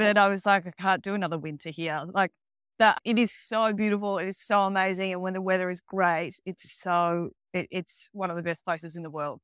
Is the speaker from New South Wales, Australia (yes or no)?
no; Melbourne, Victoria, Australia; moved away as an adult; also born or lived in Queensland / South Australia / Scotland; now in Mexico; I grew up in Melbourne, which is the very south of Australia